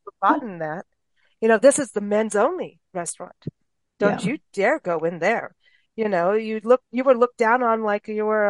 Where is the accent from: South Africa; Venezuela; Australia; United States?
South Africa; because when I was growing up in South Africa, there was all kinds of stuff going on in Kuwait